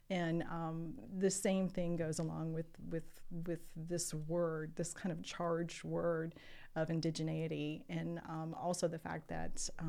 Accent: United States; Well, I'm an American, um, which doesn't work so well in, in Latin America

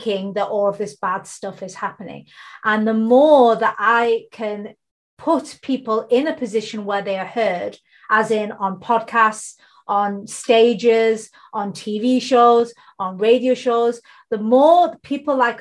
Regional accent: United Kingdom; I'm based in the UK. I'm born in the UK. My heritage comes from India and Bangladesh

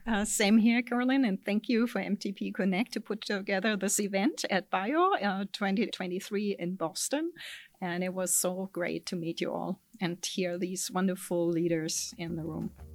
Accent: Germany; accent: German; moved away as an adult; now in California, United States; my accent is from Germany, so I'm originally German

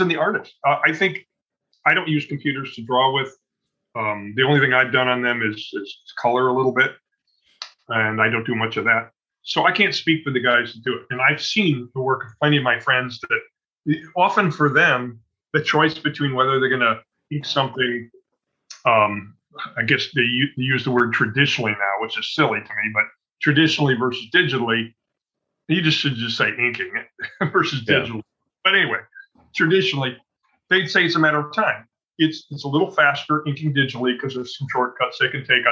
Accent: Evanston, Illinois, United States; also born or lived in Chicago; I was born in Chicago and I've spent most of my life here, but Evanston is adjacent. It's a suburb just north of Chicago. That's really where I grew up

